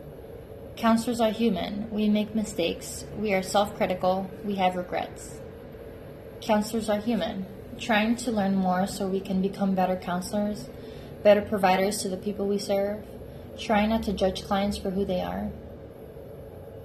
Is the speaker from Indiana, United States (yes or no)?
no; New Jersey, United States; moved away as an adult; now in Chicago, United States; I'm from New Jersey, and not from the Jersey Shore